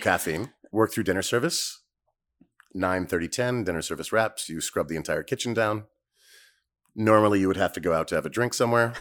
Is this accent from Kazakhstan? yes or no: no; Northern California, United States; moved away; Originally Northern California